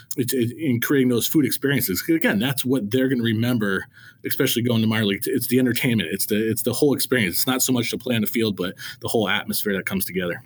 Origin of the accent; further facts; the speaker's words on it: Connecticut, United States; growing up in Connecticut, I went to Yankee Stadium a lot, a lot as a kid